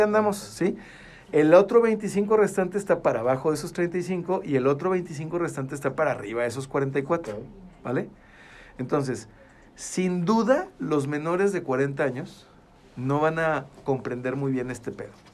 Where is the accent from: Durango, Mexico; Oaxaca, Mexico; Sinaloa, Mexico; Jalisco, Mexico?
Durango, Mexico; Gómez Palacio; somos del ombligo del mundo.